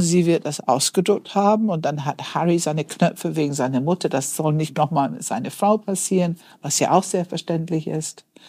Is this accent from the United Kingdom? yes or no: yes; United Kingdom; moved away; dass ich Britin bin